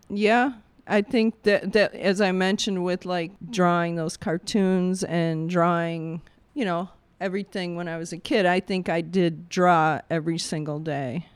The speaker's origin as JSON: {"language": "English", "town": "Bolingbrook", "region": "Illinois", "country": "United States", "tie": "born or raised there", "also_born_or_lived": "Englewood, Chicago", "said": "Then the folks moved out to Bolingbrook, uh, Southwest suburbs and grew up there my whole life"}